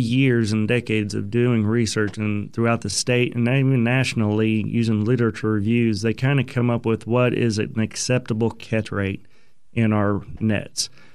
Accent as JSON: {"language": "English", "town": "Broken Arrow", "region": "Oklahoma", "country": "United States", "tie": "born or raised there", "said": "I grew up in Oklahoma, uh, graduated Broken Arrow High School"}